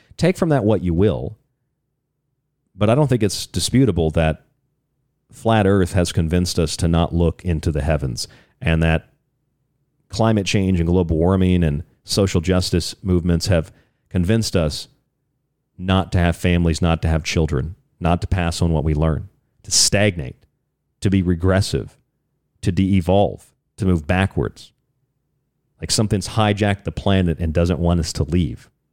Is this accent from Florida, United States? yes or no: yes; Florida, United States; I'm from Florida